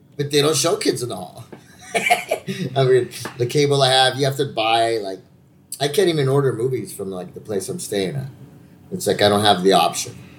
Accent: California, United States; I'm a Californian

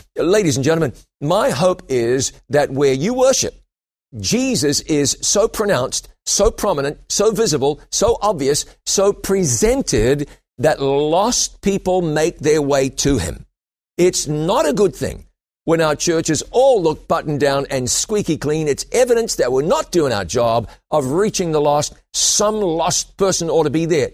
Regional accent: New Zealand; also born or lived in London, England; I went back to my home country of New Zealand

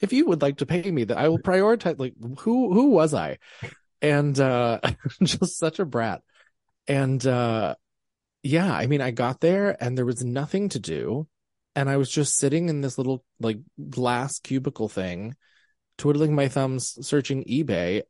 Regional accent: Pennsylvania, United States; I am from Pennsylvania. I grew up in Amish land.

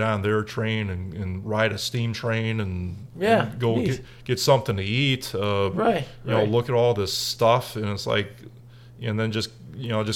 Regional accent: United States; as an American

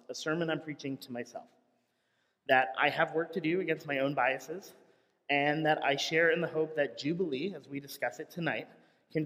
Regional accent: Philadelphia, Pennsylvania, United States; I was raised Catholic in Philadelphia

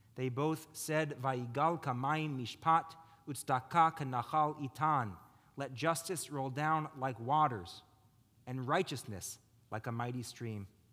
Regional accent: United States; we as American Jews are blessed to live amongst neighbors we call our friends

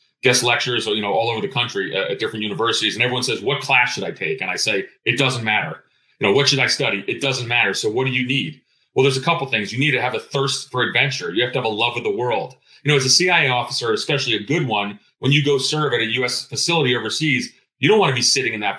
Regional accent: Greece; now in United States; I'm of Greek background. I was born in Greece.

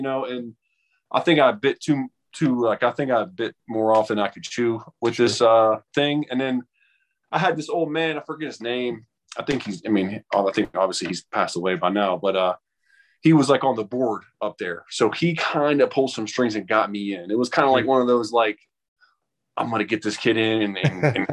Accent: Steubenville, Ohio, United States; moved away as an adult; I was born and raised in Steubenville, Ohio.

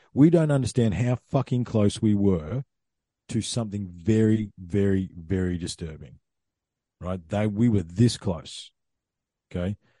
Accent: Ballarat, Victoria, Australia; moved away; also born or lived in Queensland; I grew up in Ballarat, okay? So I've spent more time in Queensland than I did in Victoria

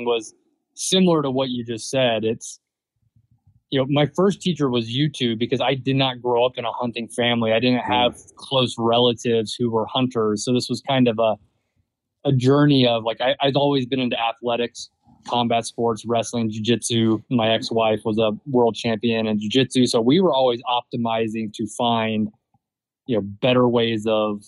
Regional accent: Southeast, United States; I grew up in the Southeast with, you know, hunting always on the periphery.

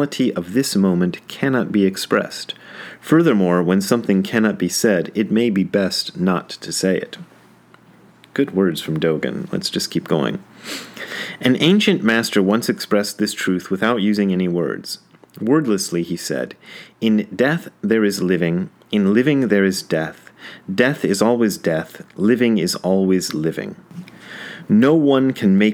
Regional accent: Wadsworth, Ohio, United States; also born or lived in Hamilton, Ohio; I was born in Hamilton and then moved to Wadsworth.

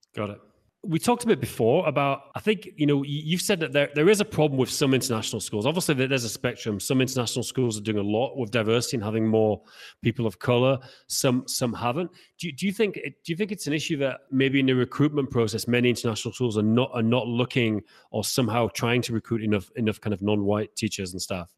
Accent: Haworth, Yorkshire and the Humber, United Kingdom; moved away; where I'm from is the, the Bronte

